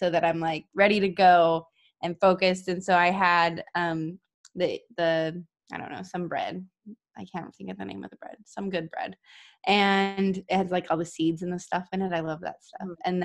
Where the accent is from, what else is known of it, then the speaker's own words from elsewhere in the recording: Las Vegas, Nevada, United States; moved away; I'm from the West Coast. I'm from Las Vegas